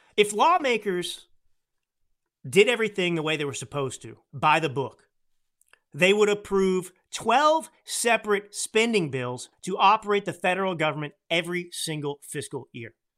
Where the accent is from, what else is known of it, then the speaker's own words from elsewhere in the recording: Texas, United States; I grew up in Texas